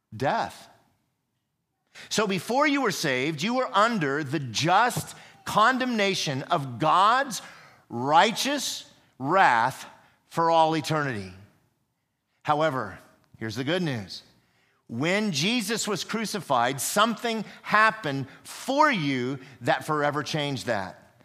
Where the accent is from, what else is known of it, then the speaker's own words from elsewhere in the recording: United States; I am an American.